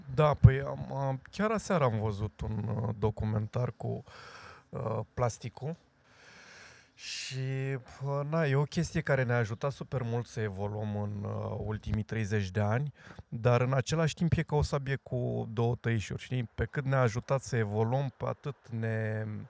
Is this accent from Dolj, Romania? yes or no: yes; Craiova, Dolj, Romania; eu sunt craiovean și sunt unul și cu toții suntem craioveni și suntem unul